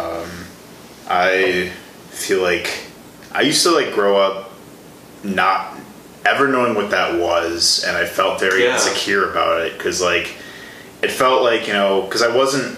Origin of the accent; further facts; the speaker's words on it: Chicago, Illinois, United States; moved away as an adult; also born or lived in Milwaukee, Wisconsin; The Chicago area. Okay. South suburbs of Chicago.